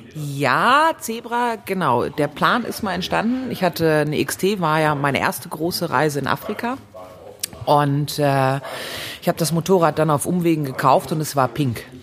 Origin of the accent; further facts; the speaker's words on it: Germany; ich komme aus Deutschland und ich bin 30, 29 Jahre alt